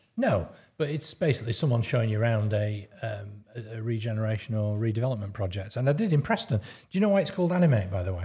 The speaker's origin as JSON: {"language": "English", "town": "Lancaster", "region": "North West England", "country": "United Kingdom", "tie": "born or raised there", "also_born_or_lived": "Stockport", "said": "when I was growing up in Lancaster"}